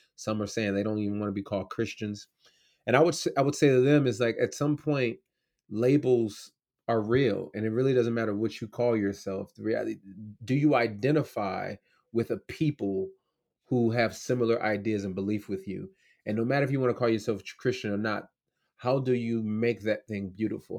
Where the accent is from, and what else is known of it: United States